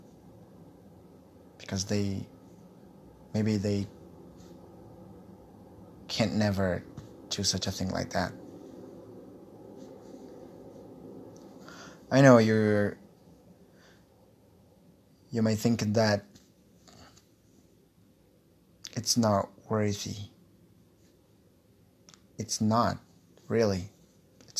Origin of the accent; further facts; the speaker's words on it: Brazil; English is a second language; also born or lived in Guarulhos, São Paulo; I'm from Brazil.